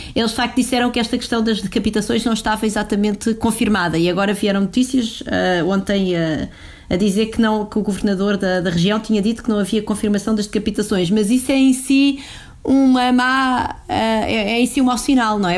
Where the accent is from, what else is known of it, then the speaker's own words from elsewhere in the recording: Portugal; enquanto portugueses